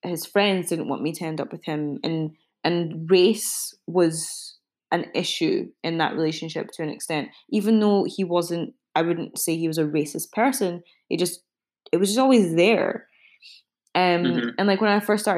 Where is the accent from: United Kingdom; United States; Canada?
United Kingdom; Glasgow, Scotland; I was raised in Glasgow